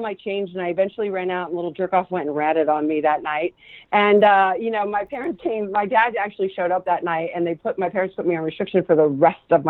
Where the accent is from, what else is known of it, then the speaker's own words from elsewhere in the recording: California, United States; first language Spanish; English is a second language; also born or lived in Argentina; I'm a native Californian